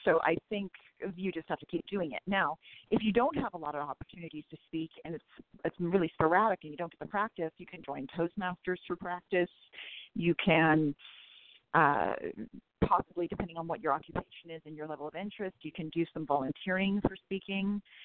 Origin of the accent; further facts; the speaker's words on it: California, United States; also born or lived in San Francisco Bay Area; I'm a Californian